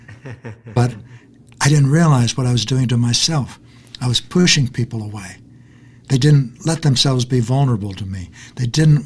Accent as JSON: {"language": "English", "region": "Kansas", "country": "United States", "tie": "born or raised there", "also_born_or_lived": "Texas", "said": "I was born in Texas and brought up in Kansas"}